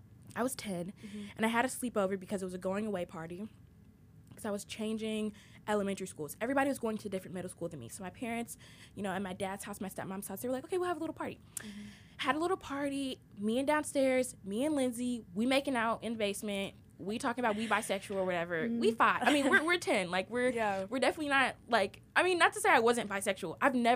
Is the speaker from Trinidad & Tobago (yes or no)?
yes; Trinidad & Tobago; And I'm also ethnically diverse. I'm Trinidadian.